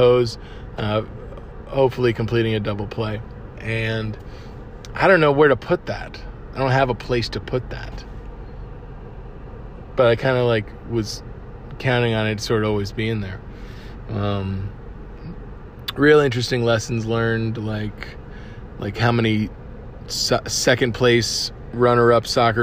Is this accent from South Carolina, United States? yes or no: no; Cape Coral, Florida, United States; moved away; Cape Coral, as you know, is my hometown